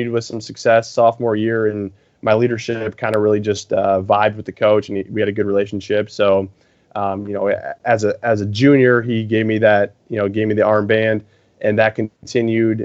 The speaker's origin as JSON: {"language": "English", "area": "near Ann Arbor", "region": "Michigan", "country": "United States", "tie": "born or raised there", "said": "born and raised in Michigan, actually closer to Ann Arbor"}